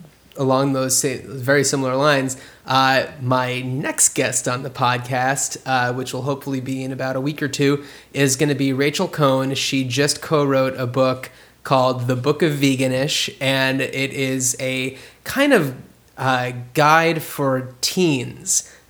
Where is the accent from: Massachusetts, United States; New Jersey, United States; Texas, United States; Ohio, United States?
New Jersey, United States; I am from New Jersey.